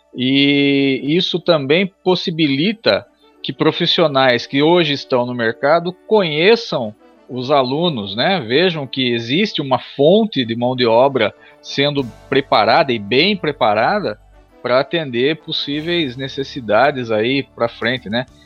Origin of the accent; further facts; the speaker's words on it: Tatuí, São Paulo, Brazil; como cidadão tatuiano, como nascido e criado em Tatuí